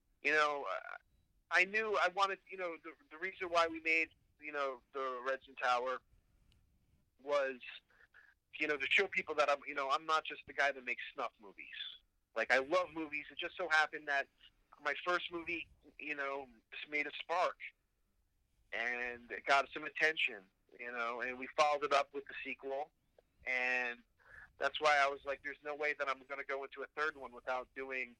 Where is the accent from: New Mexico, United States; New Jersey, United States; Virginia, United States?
New Jersey, United States; also born or lived in Pittsburgh; I'm from New Jersey